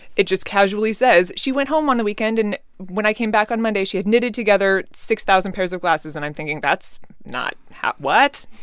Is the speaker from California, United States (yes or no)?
no; just outside Seattle, Washington, United States; I was born and raised just outside Seattle, grew up in the Pacific Northwest